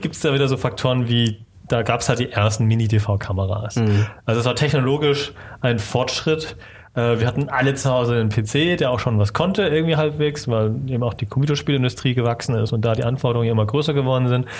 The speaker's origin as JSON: {"language": "German", "town": "Stuttgart", "region": "Baden-Württemberg", "country": "Germany", "tie": "born or raised there", "said": "Stuttgart geboren und auch aufgewachsen in der Gegend dort unten"}